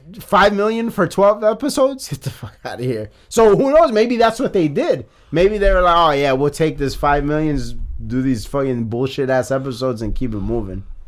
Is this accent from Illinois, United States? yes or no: yes; Chicago, Illinois, United States; I'm from Chicago